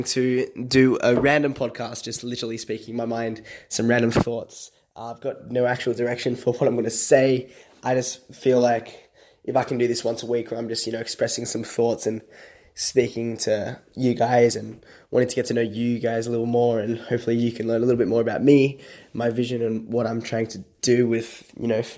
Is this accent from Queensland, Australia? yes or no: no; Sydney, New South Wales, Australia; I am from Sydney, Australia.